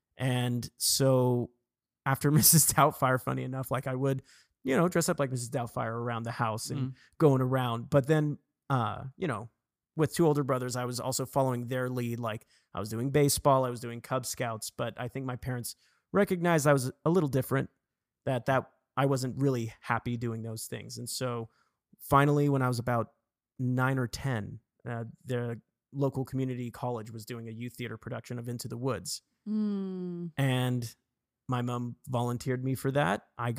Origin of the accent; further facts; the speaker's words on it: England, United Kingdom; born there; So for me, I was born in England, actually. So my mom is English